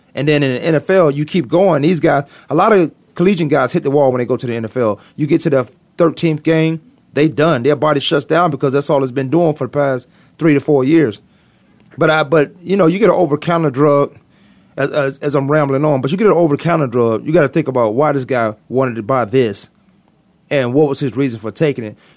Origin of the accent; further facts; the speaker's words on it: Virginia, United States; I'm from Virginia